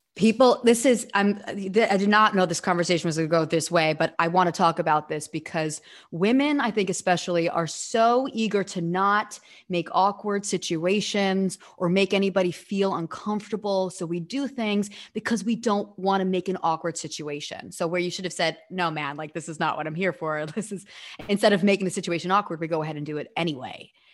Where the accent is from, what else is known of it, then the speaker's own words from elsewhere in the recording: New York City, New York, United States; I am from Staten Island